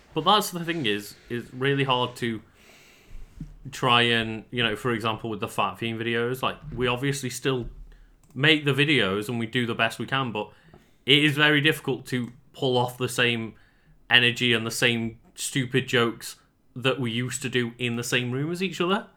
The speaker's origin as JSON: {"language": "English", "country": "United Kingdom", "said": "we're British"}